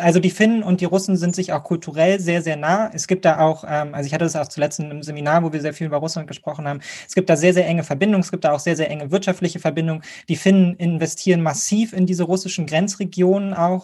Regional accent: Germany; Und für uns als Deutsche

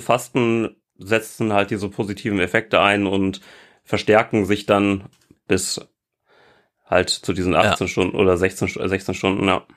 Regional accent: North Rhine-Westphalia, Germany; ich bin in NRW zur Schule gegangen.

